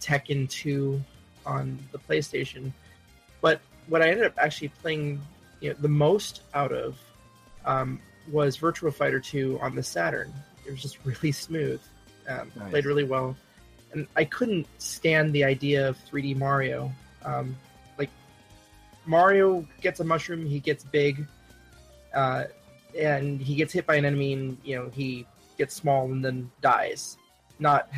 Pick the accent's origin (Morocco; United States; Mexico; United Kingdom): United States; Hawaii; I grew up in Hawaii